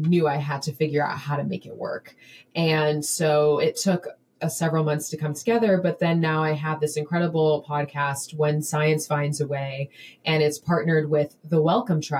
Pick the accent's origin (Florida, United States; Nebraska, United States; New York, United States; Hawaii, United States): Florida, United States; moved away as an adult; also born or lived in San Francisco; I'm from Florida